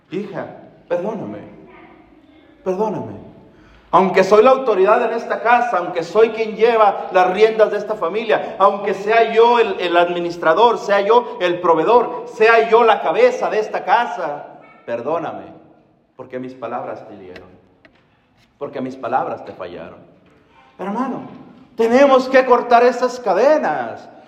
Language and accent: Spanish; Mexico; Hermano, la mayoría de nosotros venimos de una cultura latina. La mayoría somos mexicanos, me imagino, ¿verdad?